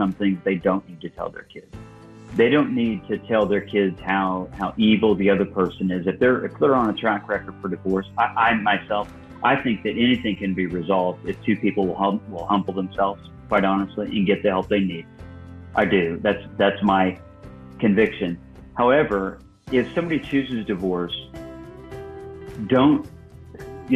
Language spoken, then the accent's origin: English; Illinois, United States; I was born and raised in Illinois